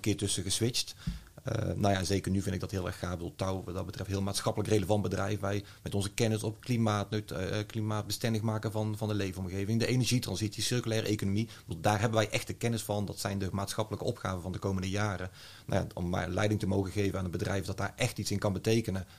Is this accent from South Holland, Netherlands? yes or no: no; North Brabant, Netherlands; geboren en eh, getogen Brabander